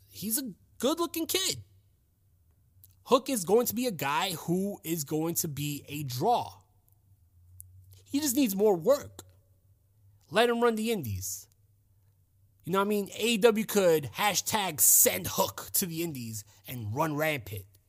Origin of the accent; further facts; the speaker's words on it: United States; I'm an American